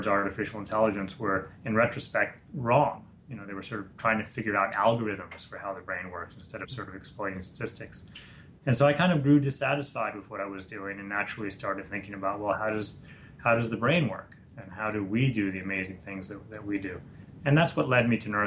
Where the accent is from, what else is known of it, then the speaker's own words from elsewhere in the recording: New York, United States; I'm a New Yorker, and I grew up there, was born there and raised there